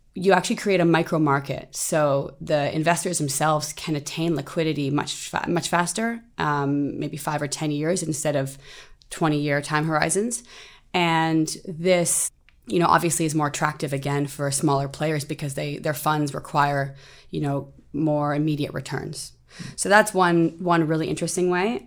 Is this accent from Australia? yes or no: no; Canada; moved away as an adult; now in Singapore; I'm originally from Canada. I've lived in Singapore now for two years